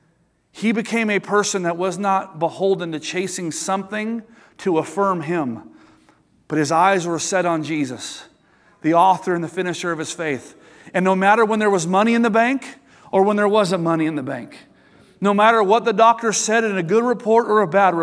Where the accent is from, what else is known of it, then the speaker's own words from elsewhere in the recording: United States; as an American Christian